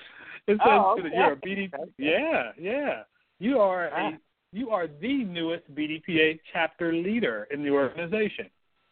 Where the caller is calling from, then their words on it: Houston, Texas, United States; I am calling in from Houston, Texas.